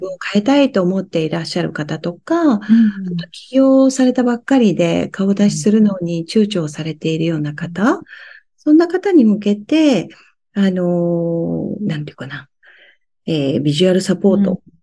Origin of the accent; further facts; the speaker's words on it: Fukushima, Japan; 私、福島の出身なんですね。